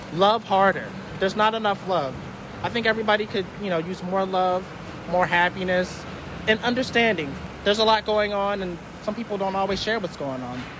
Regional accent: Roanoke, Virginia, United States; moved away as an adult; now in New York City, United States; I'm from Roanoke, Virginia

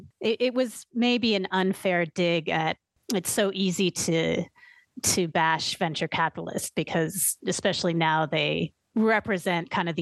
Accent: Berkeley, California, United States; moved away as an adult; also born or lived in San Francisco / East Coast; I grew up in the Bay Area, in Berkeley and San Francisco

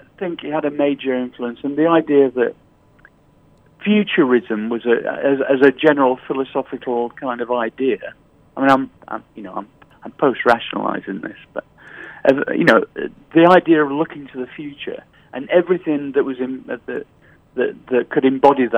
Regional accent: Sheffield, Yorkshire and the Humber, United Kingdom; I grew up in Sheffield in the north of England

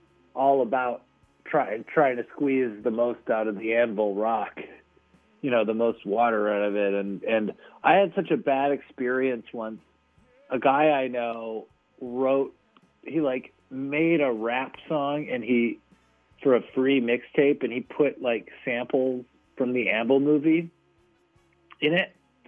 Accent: Canada; It was fun being distinctly Canadian tonight.

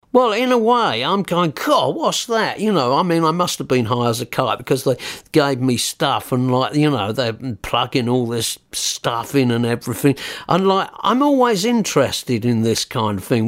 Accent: Newhaven, South East England, United Kingdom; accent: New Haven boy; also born or lived in Peacehaven; I was born in New Haven, and my mum said, "I wish you wouldn't talk like a New Haven boy."

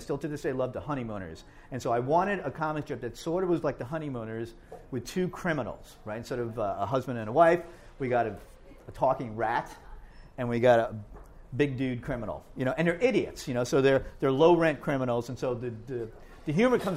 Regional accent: Hoboken, New Jersey, United States; also born or lived in Rahway, New Jersey; I grew up in Hoboken, with my brothers here

